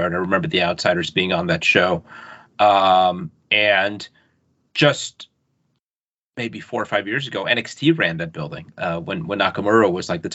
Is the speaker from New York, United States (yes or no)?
yes; New York City, New York, United States; I grew up in the Bronx and then in Queens